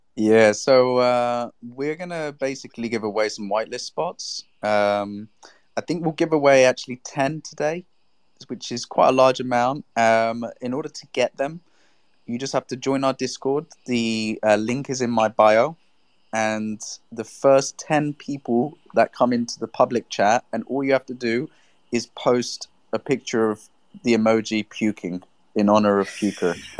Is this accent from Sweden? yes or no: no; England, United Kingdom; now in Spain; I'm English, but I live in Spain.